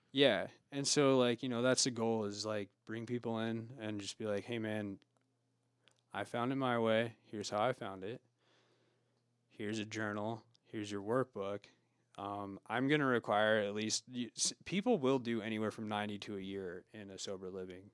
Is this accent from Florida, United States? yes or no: no; Oregon, United States; now in Truckee, United States; I was born in Oregon